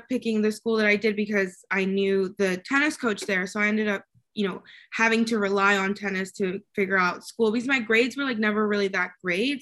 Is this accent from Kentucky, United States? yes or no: yes; Kentucky, United States; accent: Southern; also born or lived in Mexico / Chicago; And then my mom got a job in Kentucky of all places. So I moved there. My dad stayed in Mexico. And I grew up in Kentucky, even had like a little bit of a Southern accent